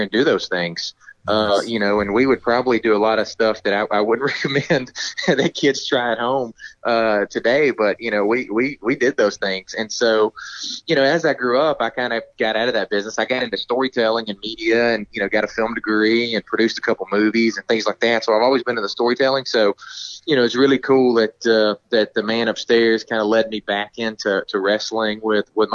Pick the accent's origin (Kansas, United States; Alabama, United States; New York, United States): Alabama, United States; North; I grew up in North Alabama, and my mother is from Vietnam.